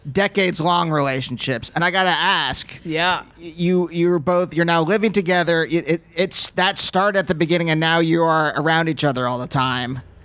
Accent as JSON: {"language": "English", "region": "Pennsylvania", "country": "United States", "tie": "born or raised there", "moved": "yes", "said": "I'm from Pennsylvania."}